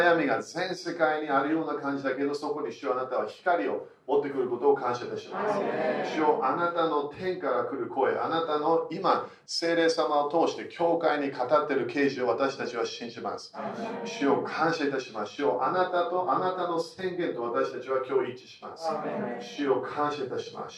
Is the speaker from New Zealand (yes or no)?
no; United Kingdom; also born or lived in Germany; 私は半分イギリス人半分ドイツ人